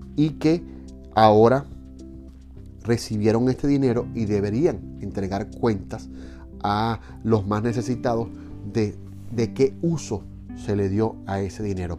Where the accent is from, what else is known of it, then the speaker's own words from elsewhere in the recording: Venezuela; como venezolanos